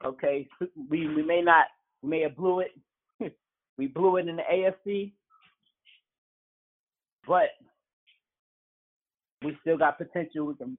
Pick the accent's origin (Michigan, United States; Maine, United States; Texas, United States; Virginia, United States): Texas, United States; Houston; I'm from Houston.